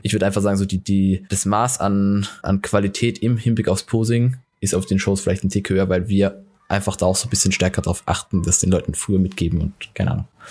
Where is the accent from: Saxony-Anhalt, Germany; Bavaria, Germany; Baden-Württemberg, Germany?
Baden-Württemberg, Germany; Hockenheim; aus dem Ort, wo ich herkomme, aus Hockenheim